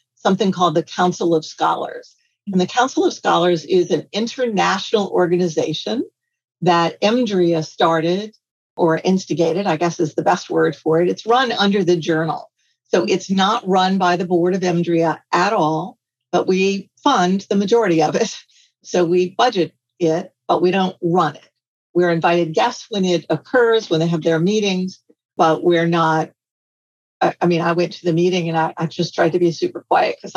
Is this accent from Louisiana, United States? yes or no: yes; Louisiana, United States; I'm from Louisiana and we make gumbo